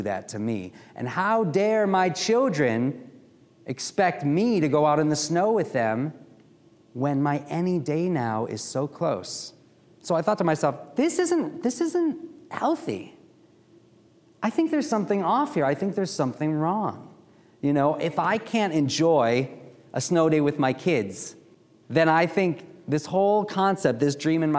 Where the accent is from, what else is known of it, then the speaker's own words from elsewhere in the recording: Milwaukee, Wisconsin, United States; also born or lived in Washington, D.C.; now in Baltimore, United States; I grew up in Milwaukee, Wisconsin